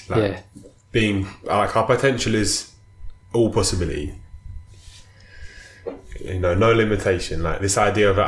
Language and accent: English; London, United Kingdom; I was born in South London in, you know, 1985